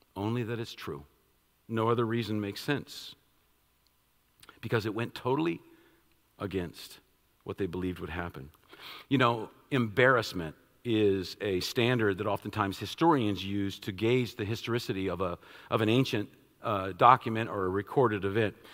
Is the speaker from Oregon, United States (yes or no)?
no; Washington, District of Columbia, United States; I'm from Washington, D.C., I, I, I love all things Washington